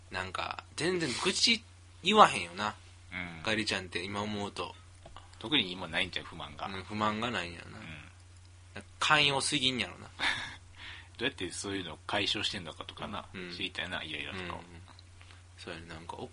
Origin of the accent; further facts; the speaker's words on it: Kyoto, Japan; 俺らも京都人やから京都人やから